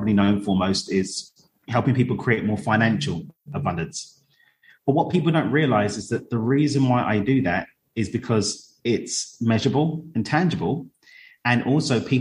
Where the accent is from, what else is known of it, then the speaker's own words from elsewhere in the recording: London, United Kingdom; moved away as an adult; now in Cabo San Lucas, Mexico; I grew up in East London